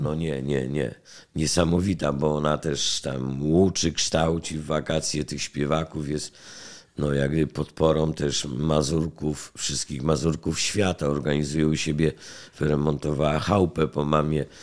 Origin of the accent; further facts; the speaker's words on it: Poland; Jestem stąd